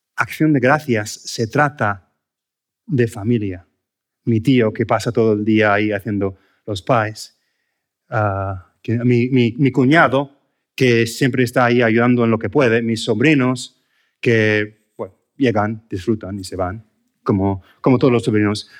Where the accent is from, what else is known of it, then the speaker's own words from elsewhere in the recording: United States; Spanish is a second language; moved away as an adult; now in Spain; como americano